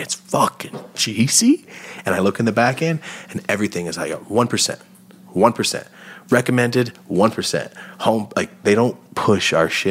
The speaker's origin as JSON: {"language": "English", "town": "Merced", "region": "California", "country": "United States", "said": "Because I'm like, I'm from Merced and I'm so fucking excited."}